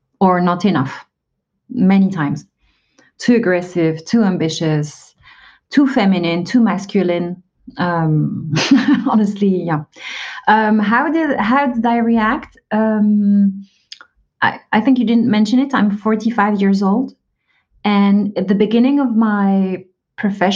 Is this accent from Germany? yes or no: no; Algeria; now in France; I'm an immigrant, but not in the US. I'm based in France. I was born in Algeria